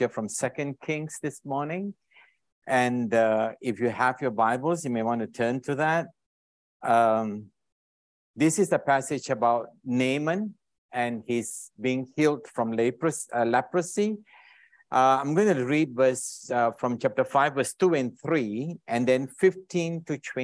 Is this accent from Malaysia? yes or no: yes; Alor Setar, Kedah, Malaysia; now in Singapore; originally from Malaysia. I was born in a small little town up in the north called Alostar. I don't wonder anyone knows Alostar in Kedah. And I moved to Singapore many, many years ago